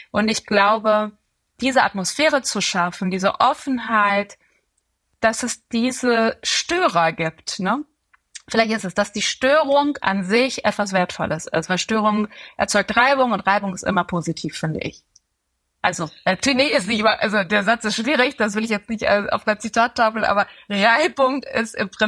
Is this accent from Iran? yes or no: yes; Tehran, Tehran Province, Iran; born there; meine beiden Eltern sind Iraner und ähm, ich bin selber in, in Teheran geboren, habe auch viel Zeit in dem Land verbracht.